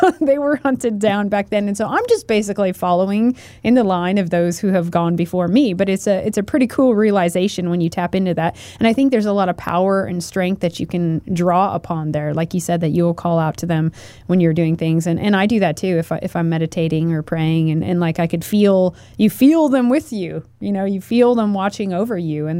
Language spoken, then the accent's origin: English; Oregon, United States; Growing up in America, me too, growing up in Oregon, like, you didn't, I'm white or whatever. I knew I was Russian, though, so I had a whole heritage and history there.